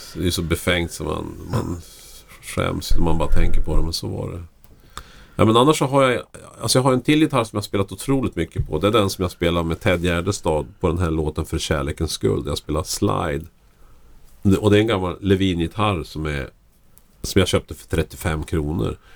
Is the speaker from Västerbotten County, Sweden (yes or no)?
yes; Lycksele, Västerbotten County, Sweden; moved away; jag växte upp i Lycksele där det bodde 7000 människor.